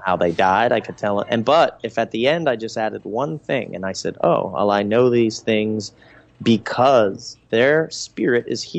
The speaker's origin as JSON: {"language": "English", "town": "Reading", "region": "Pennsylvania", "country": "United States", "tie": "born or raised there", "also_born_or_lived": "Los Angeles / Southwest Florida", "moved": "yes", "lives_now": "Florida, United States", "said": "I grew up in Reading, Pennsylvania."}